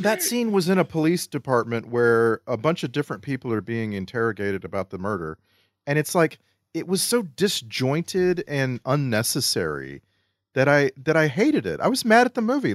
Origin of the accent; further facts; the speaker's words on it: Texas, United States; moved away; I grew up in Texas